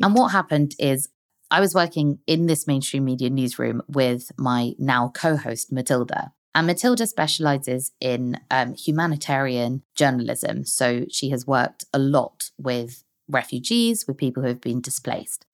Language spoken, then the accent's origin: English; London, United Kingdom; also born or lived in Hong Kong; I've lived most of my life in London